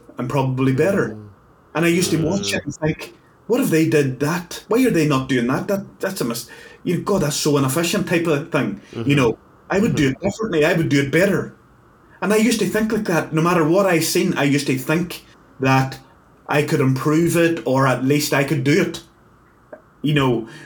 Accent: Northern Ireland, United Kingdom; I'm from Northern Ireland

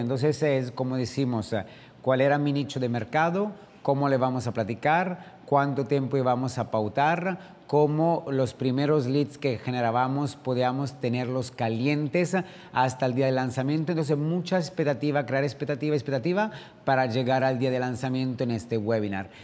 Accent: Italy; also born or lived in France / Dubai / Sydney; now in Riviera Maya, Mexico; un italiano viviendo aquí en México, en la Riviera Maya

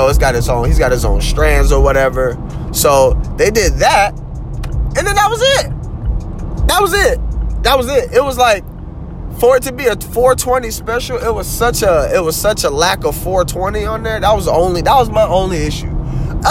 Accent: the South, United States; I'm from the South

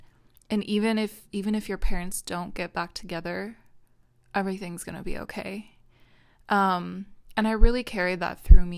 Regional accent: Minnesota, United States; born there; I was born in Minnesota. I've lived all over the world since then.

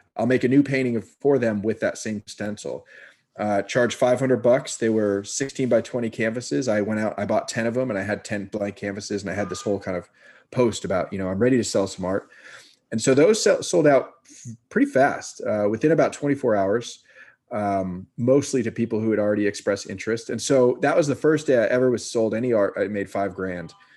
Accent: Marin County, California, United States; also born or lived in San Francisco, California; now in Brooklyn, New York, United States; grew up in Marin County in a very creative household.

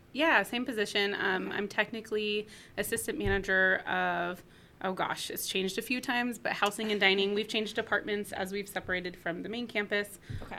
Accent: Chico, California, United States; moved away; I'm from Northern California, from a town called Chico

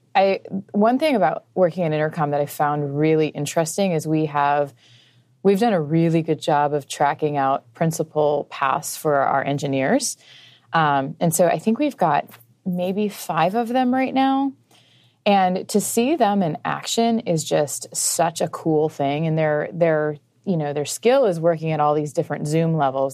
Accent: Midwest, United States; I grew up in a, like, a, a super religious home, um, in the Midwest.

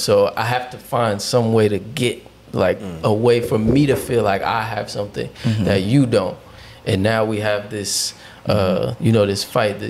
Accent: Newark, New Jersey, United States; I grew up in Newark

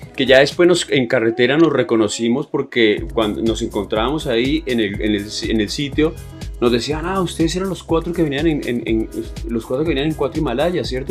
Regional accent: Colombia; nosotros venimos de Colombia

